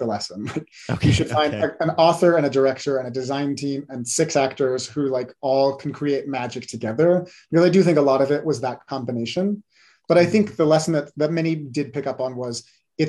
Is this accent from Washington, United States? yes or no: yes; Washington, United States; now in Reno, United States; growing up in Washington State in the early 2000s, 1990s